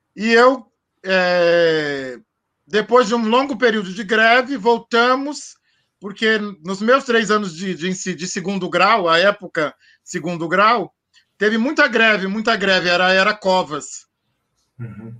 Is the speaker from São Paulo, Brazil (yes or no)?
yes; Santo André, São Paulo, Brazil; Eu nasci em Santo André, eu sou nascido em Santo André aqui, é, sou andreense de nascimento